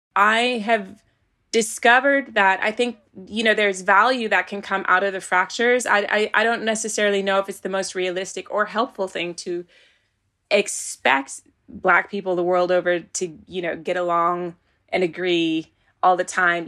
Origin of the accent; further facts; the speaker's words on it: Virginia, United States; moved away as an adult; now in United Kingdom; when I was growing up in Virginia, you were either black or white.